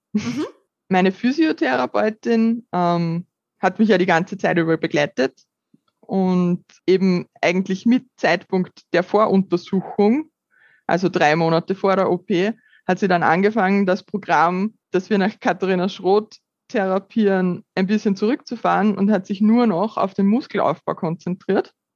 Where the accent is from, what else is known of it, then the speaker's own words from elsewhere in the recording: Upper Austria, Austria; ich bin 30 Jahre alt und komme aus Oberösterreich